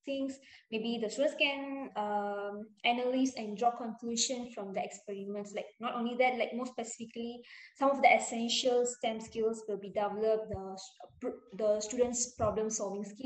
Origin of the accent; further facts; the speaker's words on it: Selangor, Malaysia; I'm from Selangor